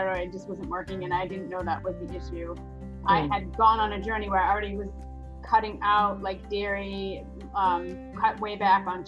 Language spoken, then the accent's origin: English; New England, United States; I grew up in New England